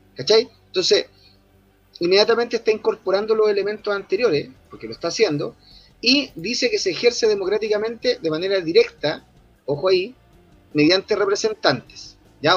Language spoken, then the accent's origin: Spanish; Chile